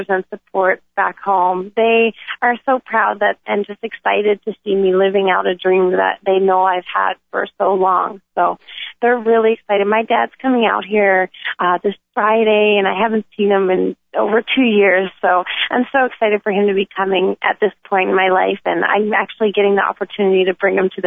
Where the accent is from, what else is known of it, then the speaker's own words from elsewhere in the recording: Conception Bay South, Newfoundland and Labrador, Canada; moved away; I grew up in Newfoundland and Labrador. It's an island on the east coast of Canada. And the town I grew up in is called Conception Bay South